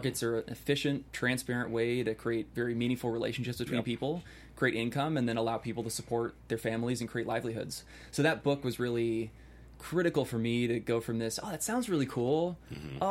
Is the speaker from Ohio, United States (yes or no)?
no; Bay Area, California, United States; I grew up in the Bay Area. I grew up in a nice suburb.